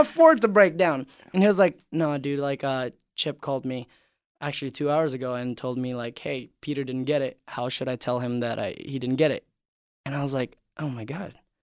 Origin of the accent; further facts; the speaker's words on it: Indonesia; moved away; I grew up in Indonesia